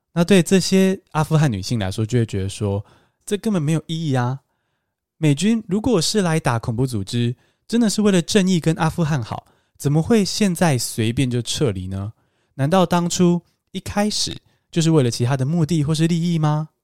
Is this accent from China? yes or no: no; Taiwan; 我身为台湾人